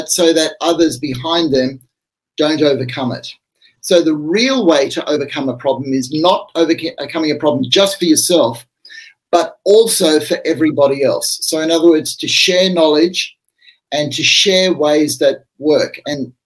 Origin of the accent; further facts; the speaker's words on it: Australia; I'm an Australian.